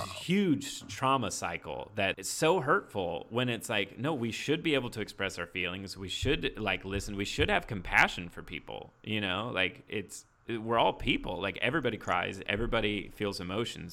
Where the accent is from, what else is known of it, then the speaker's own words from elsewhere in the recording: Indiana, United States; I grew up in Indiana, like, small town